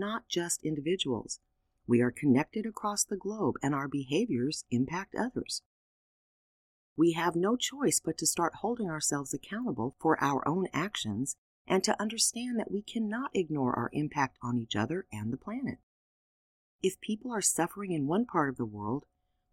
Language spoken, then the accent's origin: English; United States; being an American